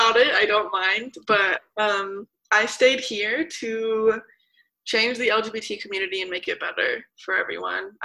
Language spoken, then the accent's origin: English; Denver, Colorado, United States; I was born and raised in Denver, Colorado, my whole life. Never moved, same house, whole life